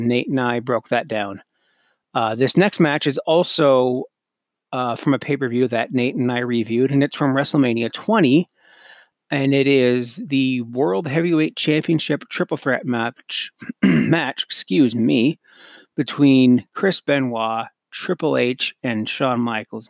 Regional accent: Canada; me being Canadian

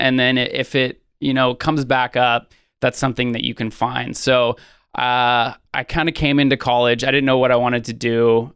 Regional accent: Sonoma County, Northern California, United States; born and raised in Northern California in Sonoma County

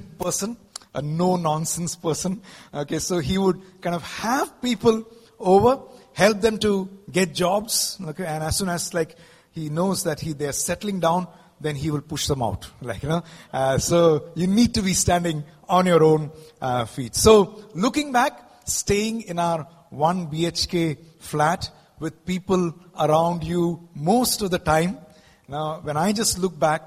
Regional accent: Mumbai, Maharashtra, India; also born or lived in South India; I'm basically from the south, but I grew up in Mumbai.

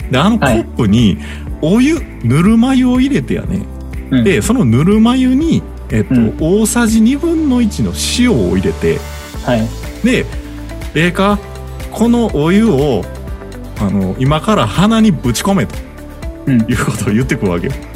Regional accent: Kansai, Japan; 関西から来た俺

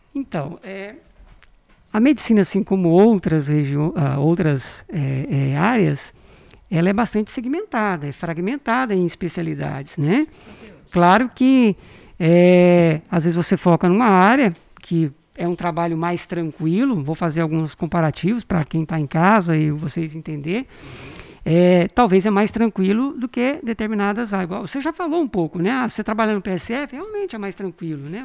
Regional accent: Vila Rica, Mato Grosso, Brazil; also born or lived in Campina da Lagoa, Paraná / Goiânia / Brasília; nós chegamos em 86. Imagina como que era isso aqui. Eu era menino pequeno

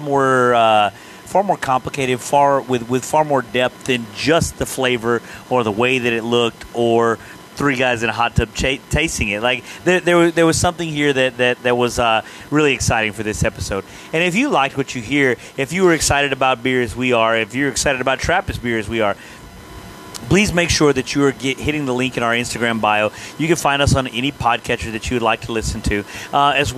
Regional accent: East Texas, United States; accent: East Texas; my East Texas accent

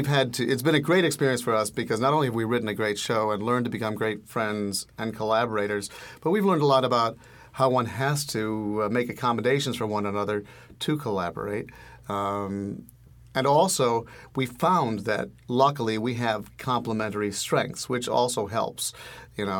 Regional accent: Chicago, Illinois, United States; moved away as an adult; now in Los Angeles, United States; I'm a Chicagoan, actually, but I've been living in L.A. for 10 years

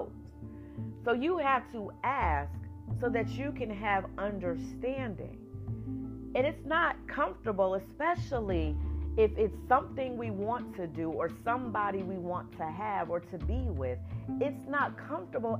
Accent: New Jersey, United States; moved away as an adult; also born or lived in Atlanta, Georgia; I am from New Jersey.

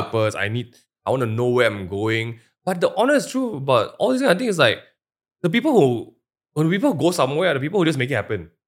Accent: Malaysia; as a Malaysian going there

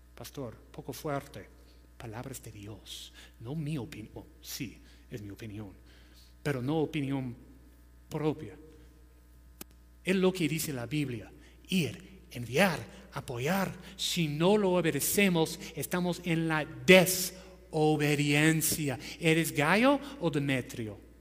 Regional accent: United States; Spanish is a second language; moved away as an adult; now in Peru; no soy peruano, soy ah, de los Estados Unidos

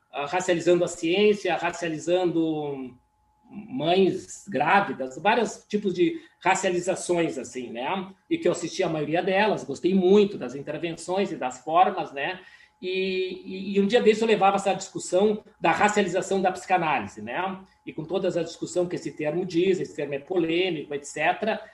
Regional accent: Caxias do Sul, Rio Grande do Sul, Brazil; Caxias, que é uma região onde eu nasci

